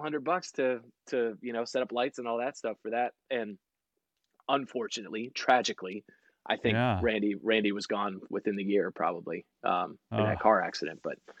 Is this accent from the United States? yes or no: yes; San Diego, California, United States; born there; And I was born in San Diego. And as we move around military wise, you could always see the Raiders